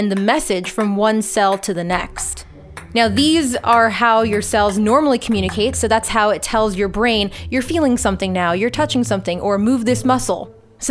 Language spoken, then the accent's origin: English; Southern California, United States; the area where I grew up in Southern California